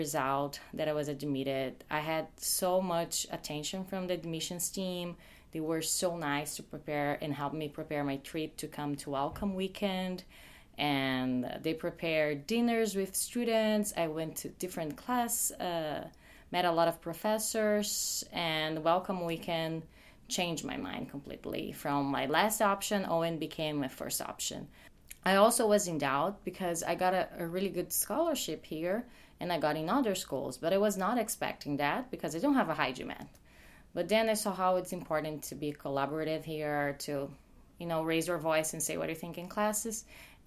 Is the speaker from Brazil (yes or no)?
yes; Brazil; moved away as an adult; now in United States; I'm from Brazil